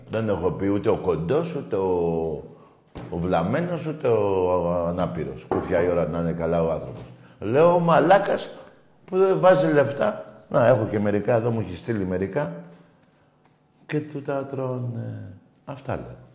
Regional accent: Rhodes, South Aegean, Greece; Είμαι ο Παναθηναϊκός από τη Ρόδο και να μιλήσουμε για φέτος.

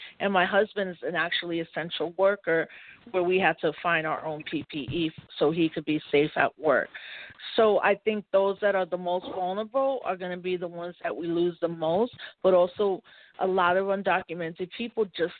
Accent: Puerto Rico; So as a Puerto Rican, because I'm an American citizen, I've always worked on the politic

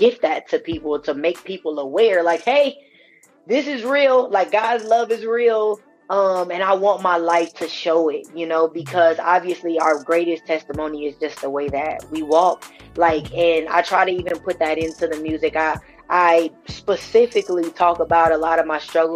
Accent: Omaha, Nebraska, United States; I'm from Omaha

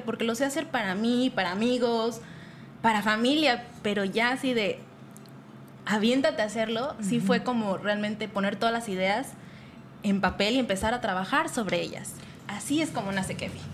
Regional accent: Toluca, State of Mexico, Mexico; Soy originaria del Estado de México, toluqueña

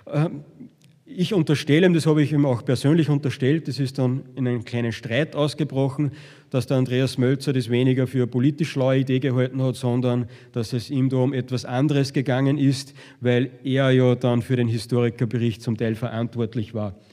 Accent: Upper Austria, Austria; der Manfred Heimbucht, und das ist der FPÖ-Chef in meinem Heimatbundesland

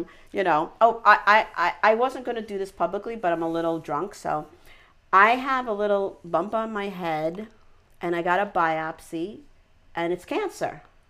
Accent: Syosset, New York, United States; I grew up in Syosset

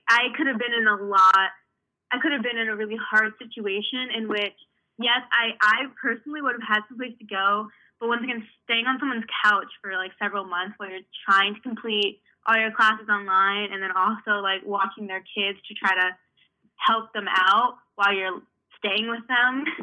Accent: Hartford, Connecticut, United States; I'm from Connecticut, I'm from Hartford, Connecticut, born and raised, so I'm not from very far away

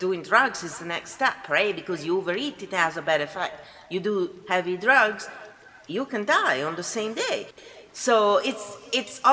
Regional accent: Italy; moved away; I am from Italy

